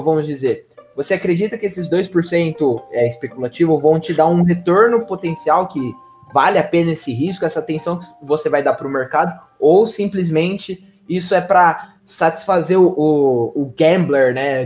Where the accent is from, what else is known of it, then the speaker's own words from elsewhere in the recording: Brazil; mesmo sendo brasileiro